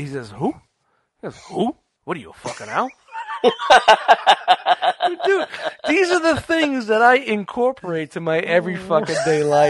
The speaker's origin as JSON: {"language": "English", "town": "New York City", "region": "New York", "country": "United States", "tie": "born or raised there", "said": "I grew up in Brooklyn in the 70s and 80s"}